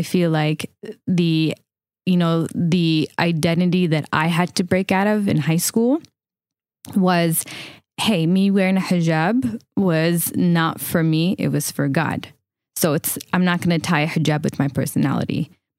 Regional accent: Palestine; Where are you from? First thing you would say, it's Palestine.

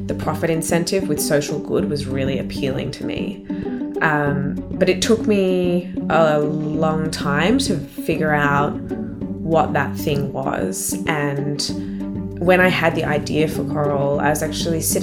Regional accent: Canberra, Australian Capital Territory, Australia; born or raised there

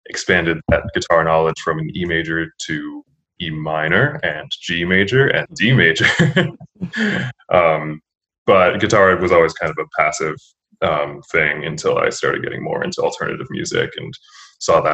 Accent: Lansing, New York, United States; I grew up in Lansing, a suburb of Ithaca, New York

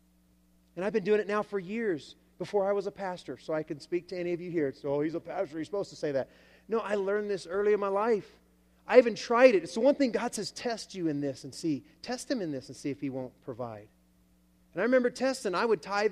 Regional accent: Alabama, United States; I come from the South, Alabama.

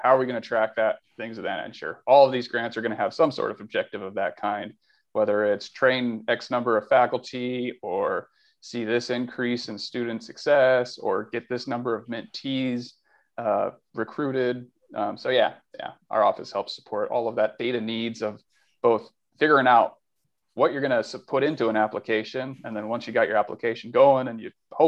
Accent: Albuquerque, New Mexico, United States; also born or lived in Riverside, California / Brea, California; now in Santa Barbara, United States; I grew up in New Mexico, Albuquerque, New Mexico, and Riverside

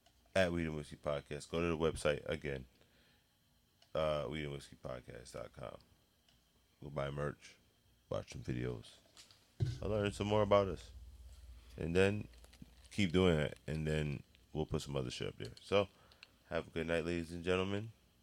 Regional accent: Hartford, Connecticut, United States; I was born in Hartford Hospital.

